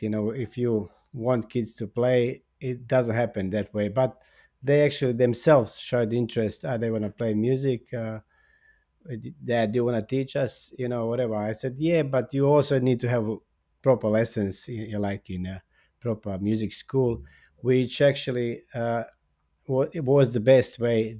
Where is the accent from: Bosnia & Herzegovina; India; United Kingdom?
Bosnia & Herzegovina; English is a second language; moved away as an adult; also born or lived in Australia; now in Zagreb, Croatia; I was born in Bosnia, and then, uh, uh, w, I was twenty-five b, when I went to Australia